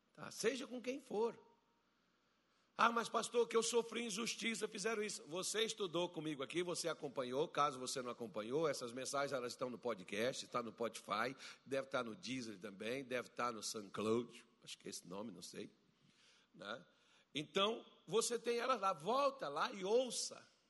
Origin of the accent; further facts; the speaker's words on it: Brazil; nós que somos brasileiros